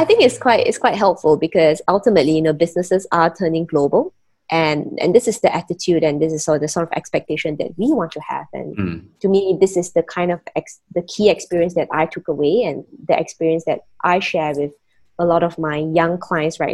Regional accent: Penang, Malaysia; moved away as an adult; also born or lived in Kuala Lumpur, Malaysia / Singapore; I am born and raised in Penang, Malaysia

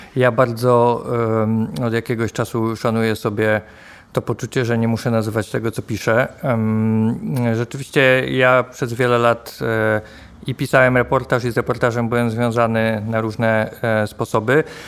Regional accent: Poznań, Greater Poland, Poland; jestem z Poznania

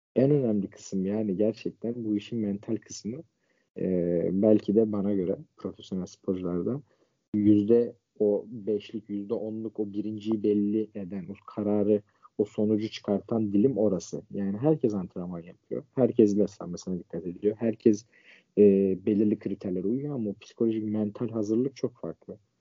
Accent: Ankara, Turkey; 24 ee, Haziran 1998 Ankara doğumluyum.

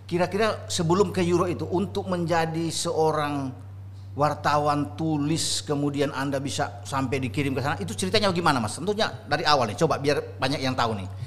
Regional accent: Bandung, West Java, Indonesia; now in Jakarta, Indonesia; Saya dari Bandung pindah ke Jakarta. Jakarta.

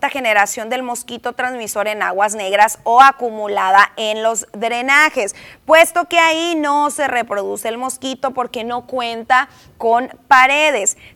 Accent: Mexico; como buenos mexicanos, la primera acción que tenemos ante este síntoma es correr por una aspirina

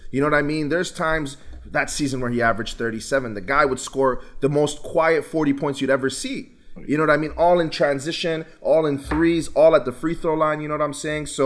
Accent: U.S. Virgin Islands; given that I'm from the Virgin Islands, Tim Duncan is from the Virgin Islands.

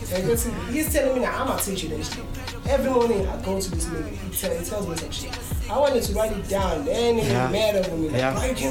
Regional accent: Newcastle, KwaZulu-Natal, South Africa; I'm from Newcastle

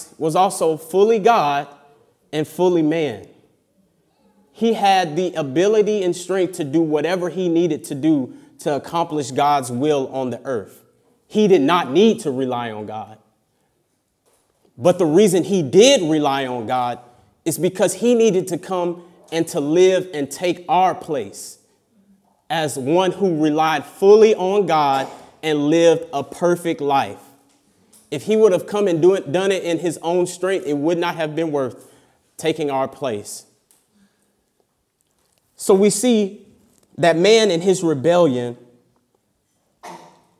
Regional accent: United States; moved away; I come from America.

